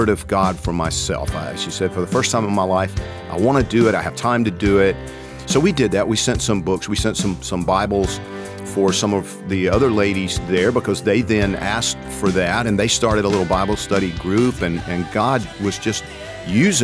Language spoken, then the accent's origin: English; Georgia, United States; I'm from Georgia